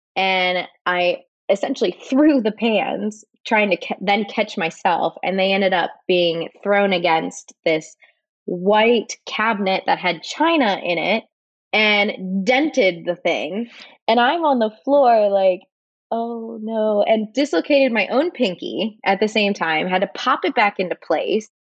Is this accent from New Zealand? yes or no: no; Switzerland; now in United States; I grew up in Switzerland